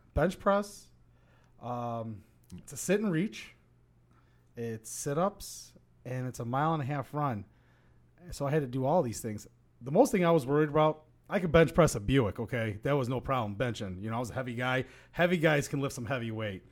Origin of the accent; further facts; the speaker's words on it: Oak Lawn, Illinois, United States; I was born and raised in Oaklawn